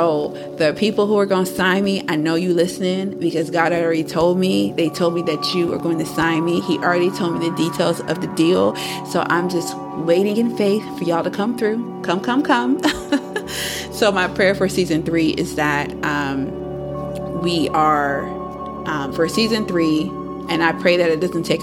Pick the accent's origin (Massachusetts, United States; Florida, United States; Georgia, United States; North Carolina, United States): North Carolina, United States; Fayetteville; I thought Fayetteville was going to hold me down because that's my hometown